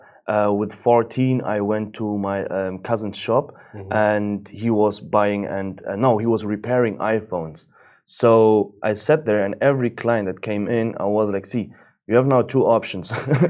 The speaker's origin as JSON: {"language": "English", "country": "Germany", "tie": "born or raised there", "second_language": "English", "said": "as you said, and I was born and raised up in Germany. I have like Moroccan roots"}